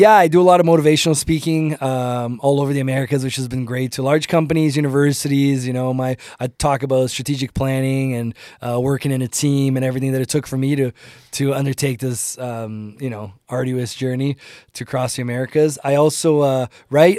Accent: Ontario, Canada; English is a second language; also born or lived in Brazil; now in Calgary, Canada; I grew up in Ontario. My, when I moved to Canada, I was nine years old.

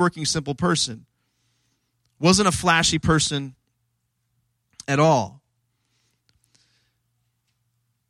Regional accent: Washington, D.C. area, District of Columbia, United States; I grew up in the Washington, D.C. area

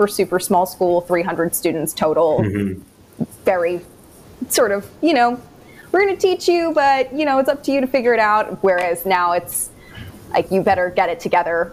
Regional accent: New Jersey, United States; moved away as an adult; now in New York City, United States; she has the practice in my hometown in New Jersey

